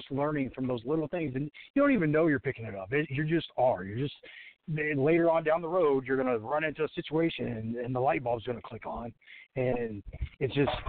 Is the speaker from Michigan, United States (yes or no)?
no; Washington, Indiana, United States; started in this little gym in my hometown, Washington, Indiana.